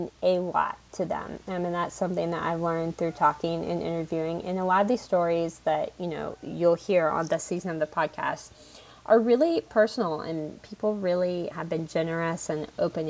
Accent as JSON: {"language": "English", "region": "North Carolina", "country": "United States", "said": "I'm from North Carolina"}